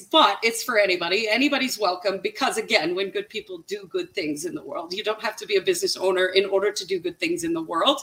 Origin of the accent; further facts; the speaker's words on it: Canada; I'm Canadian